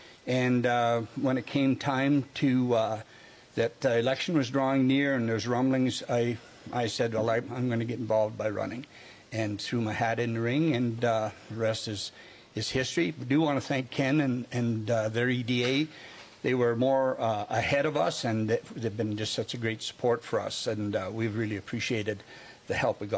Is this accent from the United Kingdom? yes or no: no; Paradise Valley, Alberta, Canada; moved away as an adult; also born or lived in Pincher Creek, Alberta / Empress, Alberta / Neilburg, Saskatchewan / Chauvin, Alberta; now in Lloydminster, Canada; I grew up in Paradise Valley, born and raised there, and was lived there till I was about 33.